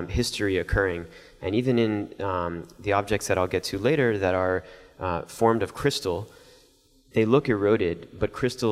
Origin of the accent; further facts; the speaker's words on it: Miami, Florida, United States; growing up in Miami, not far from where the space shuttles were launched